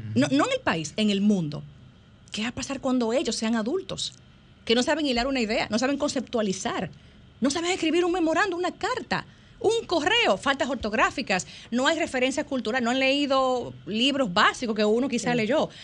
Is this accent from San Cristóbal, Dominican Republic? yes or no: no; Santiago de los Caballeros, Santiago, Dominican Republic; yo soy santiaguera